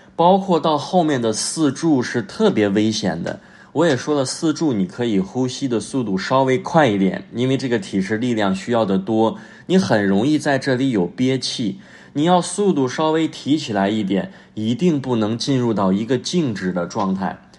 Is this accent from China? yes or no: yes; China; now in Tianjin, China; 我们作为中国人